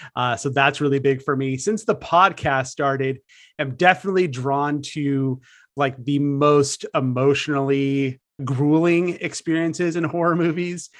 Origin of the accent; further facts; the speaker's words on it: San Francisco Bay Area, California, United States; I'm out here in the San Francisco Bay Area. I grew up in California around these parts